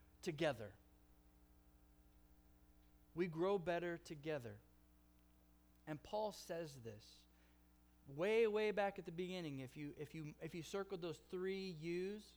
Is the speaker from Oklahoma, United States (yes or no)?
yes; Oklahoma, United States; accent: Oklahoma; also born or lived in California; my Oklahoma accent